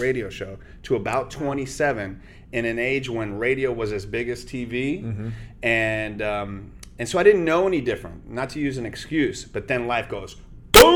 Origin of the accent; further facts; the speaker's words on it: United States; first language Spanish; English is a second language; being a first-generation American, being Spanish is my first language